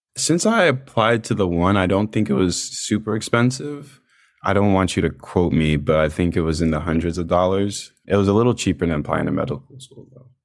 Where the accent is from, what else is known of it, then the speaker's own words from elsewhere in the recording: Virginia Beach, Virginia, United States; I'm from Virginia Beach